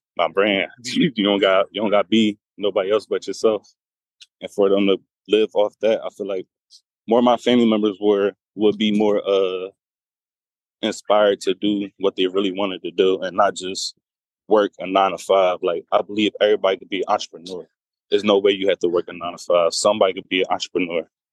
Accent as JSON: {"language": "English", "town": "Philadelphia", "region": "Pennsylvania", "country": "United States", "said": "I'm from Philadelphia, P A."}